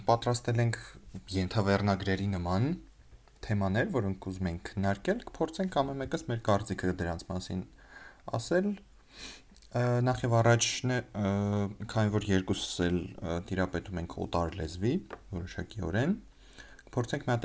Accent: Armenia; Ես ծնվել մեծացել եմ Հայաստանում։

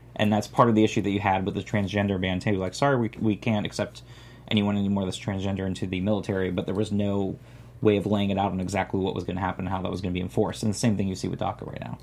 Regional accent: Florida, United States; I'm from Florida

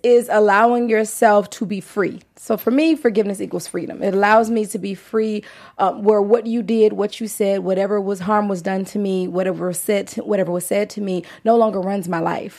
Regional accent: Louisiana, United States; now in Los Angeles, United States; even though I'm in LA, I'm from Louisiana

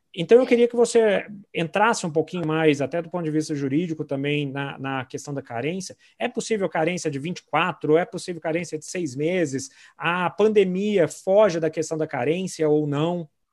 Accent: Brasília, Federal District, Brazil; now in Belo Horizonte, Brazil; eu sou de Brasília, mas moro em BH já tem anos, então sou, sou mineirinho total

